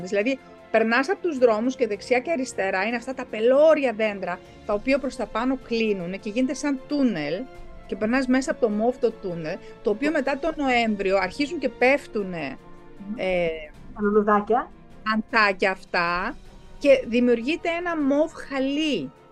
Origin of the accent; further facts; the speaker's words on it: Germany; Εγώ μεγάλωσα κιόλα στη Γερμανία.